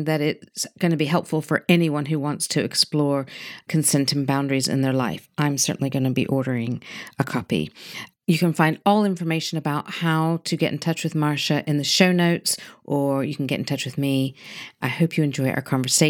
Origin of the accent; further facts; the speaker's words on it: United States; now in United Kingdom; I'm in the UK. Mm-hmm. I'm from America.